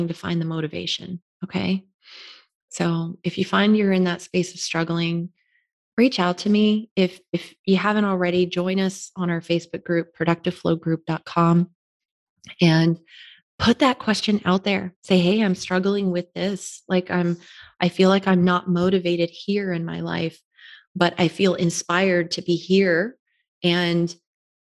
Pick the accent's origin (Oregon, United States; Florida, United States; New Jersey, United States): Florida, United States; moved away as an adult; growing up in Florida